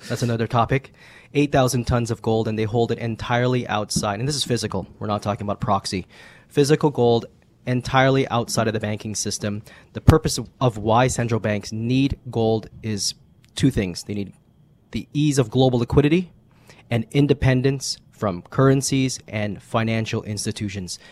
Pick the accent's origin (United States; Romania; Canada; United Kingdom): Canada; as Canadians